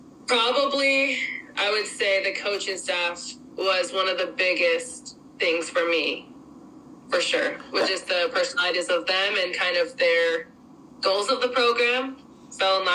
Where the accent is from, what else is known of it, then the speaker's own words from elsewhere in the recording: Utah, United States; moved away as an adult; also born or lived in Santa Barbara, California; growing up in Utah, it's definitely a beautiful area